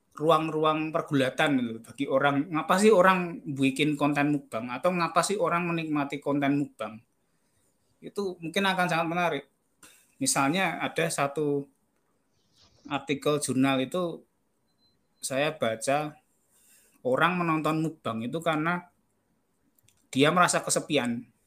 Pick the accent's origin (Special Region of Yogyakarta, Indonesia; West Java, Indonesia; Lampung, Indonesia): Special Region of Yogyakarta, Indonesia; Yogyakarta; saya dari Jogja